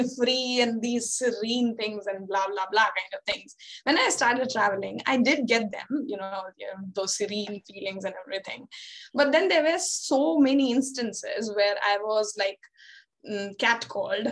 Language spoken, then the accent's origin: English; Bihar, India; moved away as an adult; also born or lived in Pondicherry; I am from Bihar, and we are not so proud of hosting very low literacy rates in our state